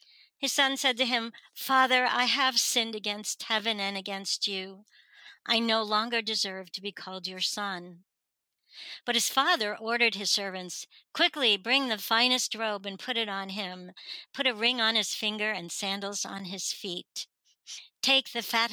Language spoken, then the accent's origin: English; North Fork of Long Island, New York, United States; also born or lived in Richmond, Virginia; now in Virginia, United States; I'm originally from Long Island, New York, but the very, very tip of the North Fork of Long Island, which was all farmland and tourist stuff because it's all water